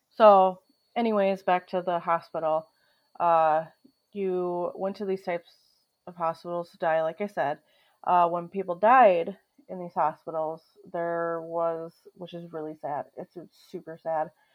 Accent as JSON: {"language": "English", "region": "Minnesota", "country": "United States", "tie": "born or raised there", "said": "my home state of Minnesota"}